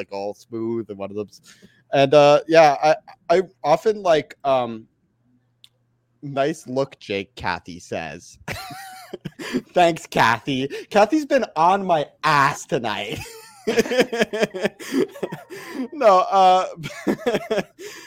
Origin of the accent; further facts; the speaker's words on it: Canada; accent: Canadian; As a Canadian who loves movies, lives close enough to Toronto.